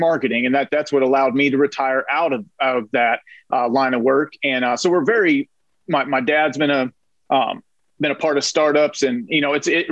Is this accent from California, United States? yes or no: yes; Northern California, United States; I was raised in Northern California